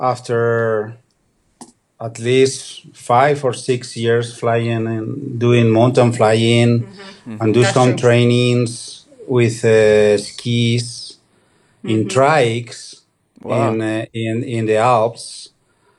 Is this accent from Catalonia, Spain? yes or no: no; Aragon, Spain; Well, obviously we are from Spain. We live in Aragon.